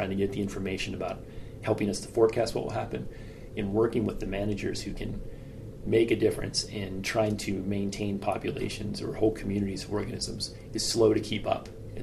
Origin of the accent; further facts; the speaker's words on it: Western Pennsylvania, United States; I grew up in Western Pennsylvania where acid mine drainage was a problem